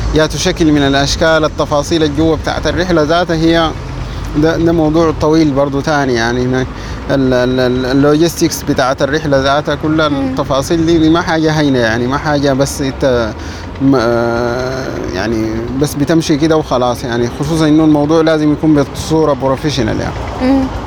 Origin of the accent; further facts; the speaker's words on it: Ad-Damir, River Nile, Sudan; moved away as an adult; now in Khartoum, Sudan; من منطقة اسمها الدامر في ولاية نهر النيل